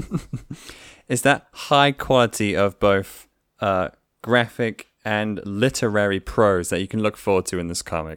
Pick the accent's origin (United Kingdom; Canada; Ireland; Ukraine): United Kingdom; England; I am an English dude